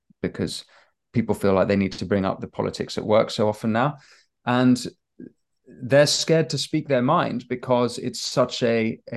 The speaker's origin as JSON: {"language": "English", "country": "United Kingdom", "said": "So I was raised Catholic, Protestant, but I'm British as well"}